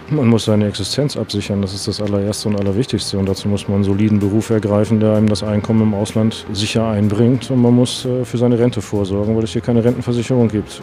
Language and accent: German; Hamburg, Germany; moved away as an adult; now in Maldives; ich komme aus dem hohen Norden, aus Hamburg